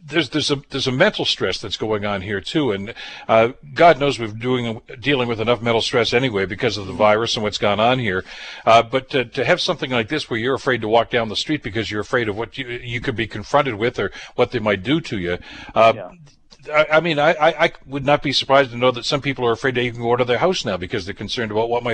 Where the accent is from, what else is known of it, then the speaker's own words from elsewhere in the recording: Toronto, Ontario, Canada; born there; Well, I was born in Toronto.